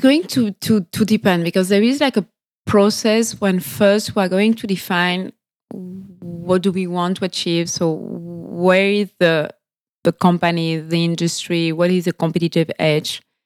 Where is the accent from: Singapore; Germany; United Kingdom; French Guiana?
French Guiana; accent: French; English is a second language; moved away as an adult; also born or lived in France / Sweden / Mexico / Caracas; I was born and raised in French Guiana